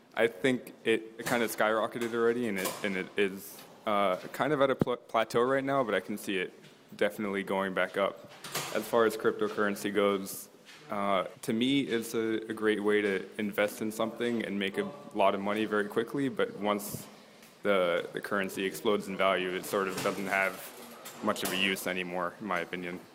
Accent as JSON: {"language": "English", "town": "Plainfield", "region": "Illinois", "country": "United States", "moved": "yes", "said": "I'm from a town called Plainfield, Illinois"}